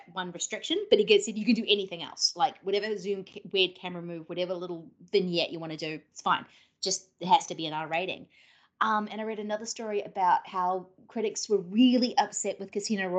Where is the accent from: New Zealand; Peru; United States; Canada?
New Zealand; born or raised there